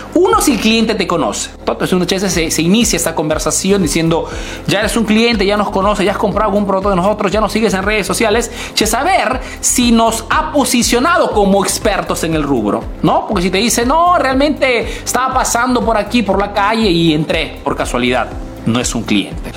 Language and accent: Spanish; Peru; now in Italy